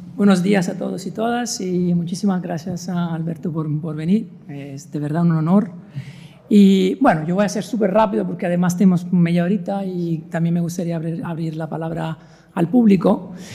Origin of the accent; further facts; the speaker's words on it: Italy; now in Vigo, Spain; yo soy italiano